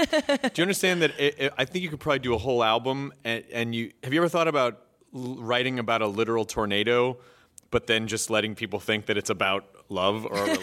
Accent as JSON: {"language": "English", "region": "the South", "country": "United States", "said": "Because I'm from the South. I already told you that."}